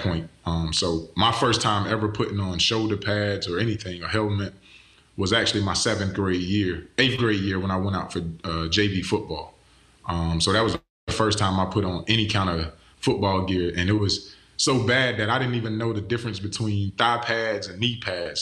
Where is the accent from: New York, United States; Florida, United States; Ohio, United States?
Florida, United States; Pahokee; I'm from Pahokee, Florida, A K A the Muck, Muck City